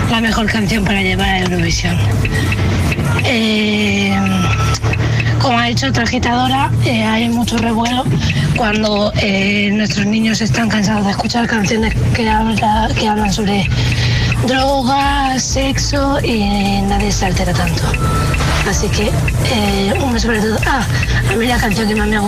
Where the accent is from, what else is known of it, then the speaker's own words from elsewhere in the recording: Albacete, Castilla-La Mancha, Spain; de Albacete.